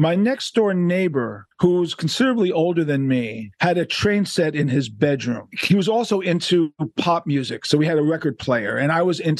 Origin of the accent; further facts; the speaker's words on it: New York City, New York, United States; Growing up in Manhattan, Upper West Side, Jewish kid